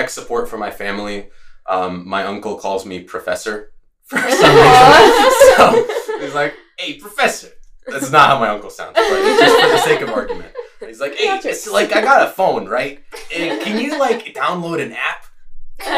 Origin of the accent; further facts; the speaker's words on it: Latvia; now in Gainesville, United States; I'm originally from Latvia. It's a country in the Northeast Europe, northeastern part of Europe, I should say. So I grew up speaking Latvian, Russian, and English.